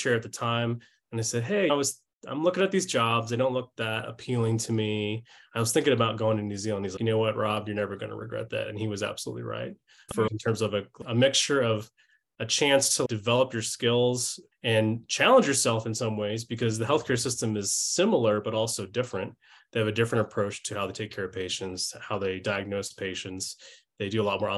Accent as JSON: {"language": "English", "town": "St. Louis", "region": "Missouri", "country": "United States", "tie": "born or raised there", "said": "I grew up in St. Louis, Missouri"}